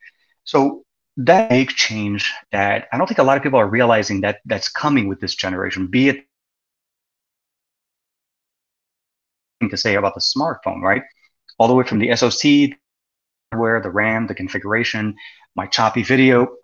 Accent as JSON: {"language": "English", "country": "Lebanon", "tie": "born or raised there", "said": "growing up in Lebanon when I was a kid"}